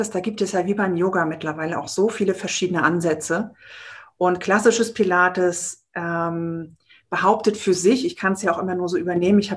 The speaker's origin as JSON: {"language": "German", "region": "Baltic coast", "country": "Germany", "tie": "born or raised there", "lives_now": "Berlin, Germany", "said": "Und ich bin eigentlich ein Kind der Küste von der Ostsee oben und wohne schon sehr lange in Berlin und werde das aber auch demnächst ändern."}